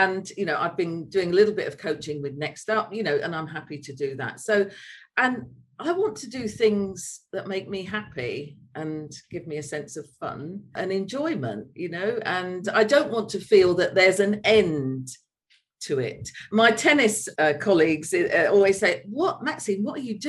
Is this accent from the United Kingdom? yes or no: yes; London, United Kingdom; moved away as an adult; also born or lived in Leeds; now in Spain; I'm a Londoner at heart, and I do miss London, and I miss Leeds as well